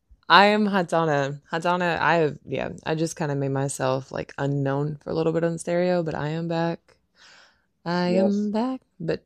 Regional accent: Kentucky, United States; I am from Kentucky.

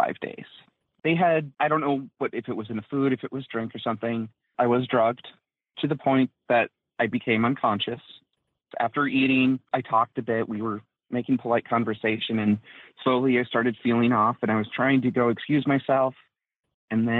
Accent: Minnesota, United States; now in Oklahoma, United States; from Minnesota. I currently live in Oklahoma

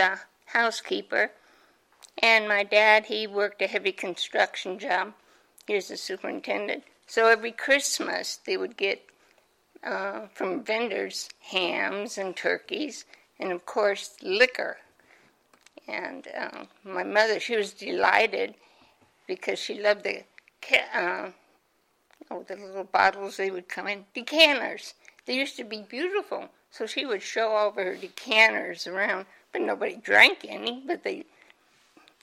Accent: Omaha, Nebraska, United States; I was born and raised in Omaha, Nebraska.

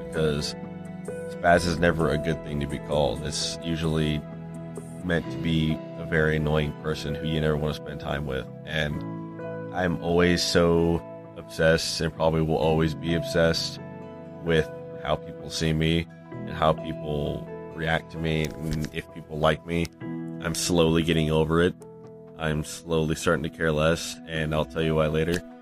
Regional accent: rural Iowa, United States; now in Illinois, United States; from Illinois, originally from rural Iowa

